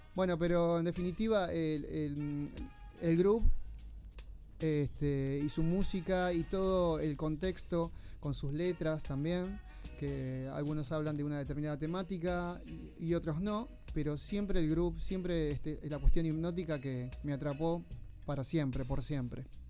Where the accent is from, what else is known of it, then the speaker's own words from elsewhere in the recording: Buenos Aires, Argentina; yo nací en Lugano